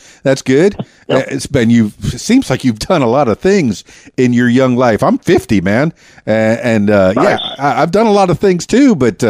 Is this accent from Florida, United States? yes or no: yes; Miami, Florida, United States; now in Conway, United States; You know, I told you I'm from Miami. That's a big, big city, just like Chicago.